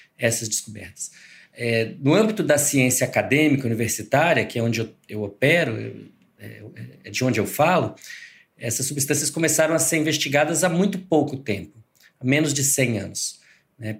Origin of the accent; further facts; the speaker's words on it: Brazil; eu sou eu sou brasileiro